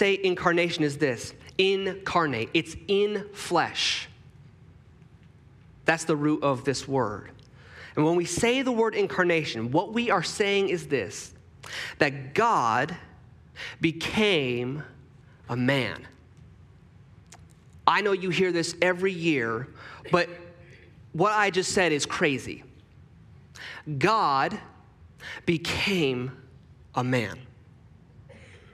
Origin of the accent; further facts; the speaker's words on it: Texas, United States; moved away; I was born in Texas